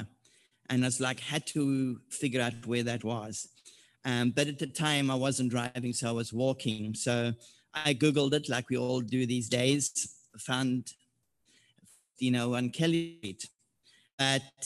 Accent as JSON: {"language": "English", "country": "South Africa", "moved": "as an adult", "lives_now": "Oceanside, United States", "said": "I'm originally from South Africa. I arrived in the U.S. in January 2007"}